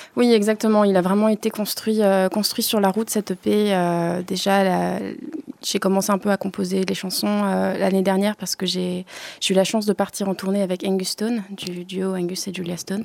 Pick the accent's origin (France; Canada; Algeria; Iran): France; Lorient, Brittany; je suis singer-songwriter de Lorient